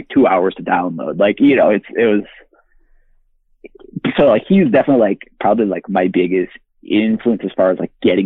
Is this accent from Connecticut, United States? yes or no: yes; Connecticut, United States; I love Connecticut just because, like, it's where I'm from